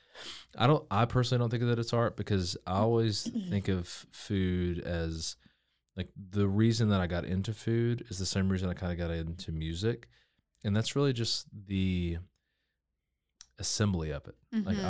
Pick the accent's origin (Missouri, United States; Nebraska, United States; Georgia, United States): Georgia, United States; also born or lived in Nashville, United States; I am from Georgia originally. Moved to Waco from Nashville, Tennessee.